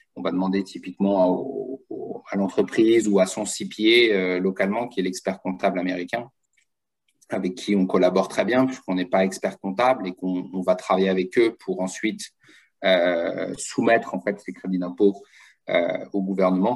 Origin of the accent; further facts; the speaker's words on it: France; moved away as an adult; now in United States; je suis français d'origine hein, et je suis parti aux États-Unis, ça fait maintenant 17 euh, ans